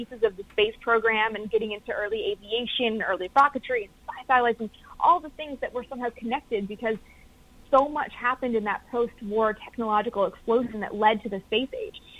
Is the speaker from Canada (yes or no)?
yes; Canada; I'm from Canada, so didn't grow up with NASA being everywhere